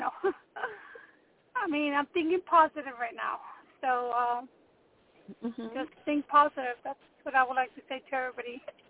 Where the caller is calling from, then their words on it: Texas, United States; I'm calling from Texas.